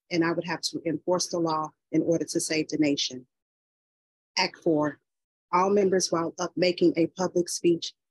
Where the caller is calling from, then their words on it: Detroit, Michigan, United States; Peace and love. I'm calling from Detroit, Michigan.